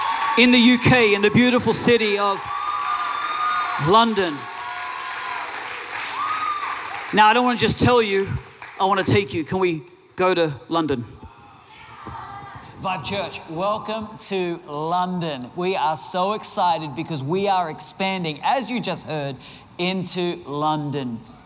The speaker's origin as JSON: {"language": "English", "country": "Australia", "said": "Now, a lot of people know that we're from Australia."}